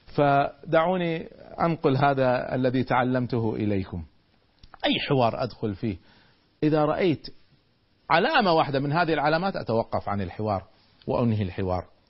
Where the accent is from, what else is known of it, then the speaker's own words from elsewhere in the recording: Kuwait; عندنا في الكويت